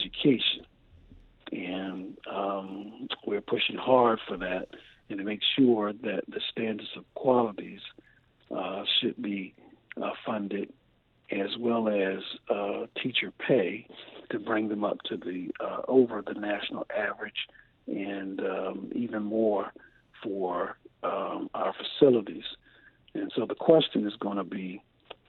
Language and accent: English; Chesapeake, Virginia, United States